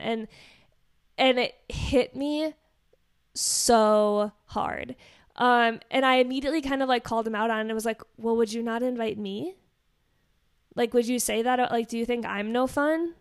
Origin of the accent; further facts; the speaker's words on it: Wisconsin, United States; I grew up in Wisconsin, so basically now I'm the black sheep of the state.